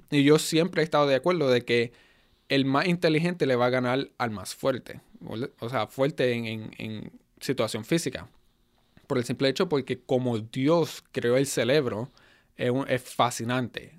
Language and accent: Spanish; United States; first language Spanish; also born or lived in Puerto Rico; fui criado en Estados Unidos